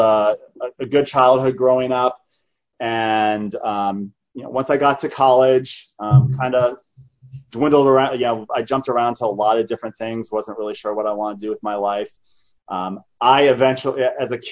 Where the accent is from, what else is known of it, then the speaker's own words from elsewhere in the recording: Tucson, Arizona, United States; I was born in Arizona here. I grew up in a city called Tucson, Arizona